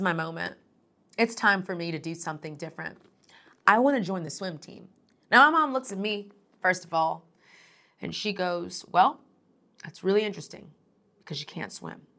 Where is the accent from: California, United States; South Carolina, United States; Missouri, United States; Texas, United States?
Texas, United States; Houston; moved away as an adult; now in Atlanta, United States; I'm originally from Houston, Texas